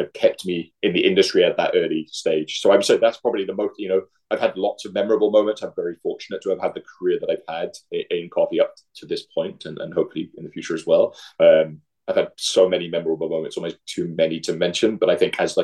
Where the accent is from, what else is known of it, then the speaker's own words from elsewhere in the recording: Mumbles, Wales, United Kingdom; moved away as an adult; now in Minneapolis, United States; I'm from a small village called Mumbles, which is just outside Swansea